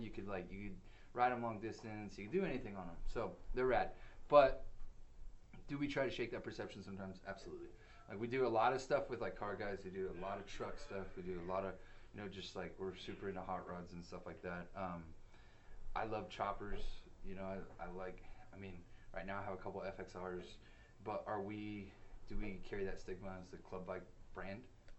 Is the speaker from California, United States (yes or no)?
yes; California, United States; Orange County.